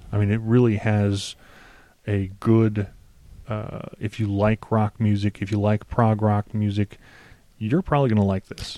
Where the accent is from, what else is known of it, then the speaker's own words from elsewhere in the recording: United States; I'm an American